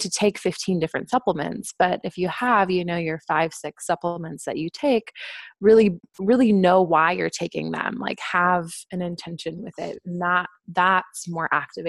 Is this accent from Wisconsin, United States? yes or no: yes; Wisconsin, United States; I'm from the Midwest. I'm from Wisconsin.